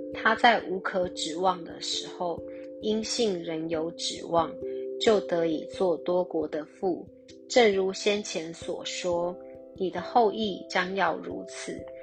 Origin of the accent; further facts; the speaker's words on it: Taiwan; 像我们弟兄姐妹，我们都是台湾人